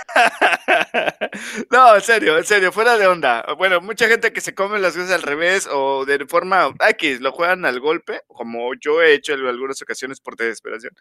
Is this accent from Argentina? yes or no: no; Mexico; soy mexicano